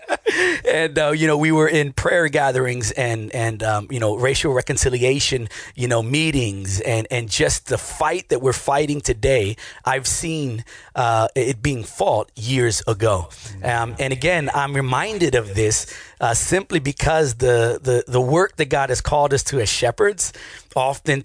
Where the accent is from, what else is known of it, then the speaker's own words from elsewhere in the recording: Richmond, Virginia, United States; also born or lived in New York City; I grew up again in Richmond, and I played baseball all through middle school and high school days